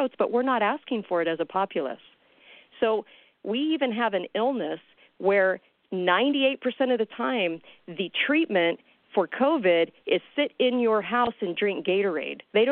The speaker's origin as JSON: {"language": "English", "region": "California", "country": "United States", "said": "I'm from California"}